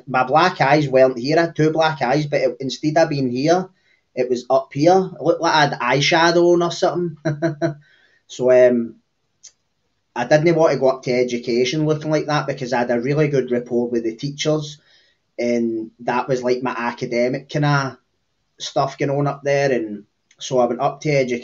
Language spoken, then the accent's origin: English; Cambuslang, Scotland, United Kingdom; I'm from a small area on the kind of southeastern periphery between Glasgow and Lanarkshire. It's called Cambus Lang